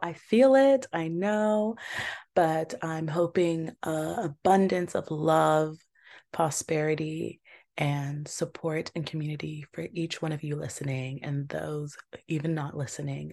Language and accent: English; Georgia, United States; I'm from Georgia as well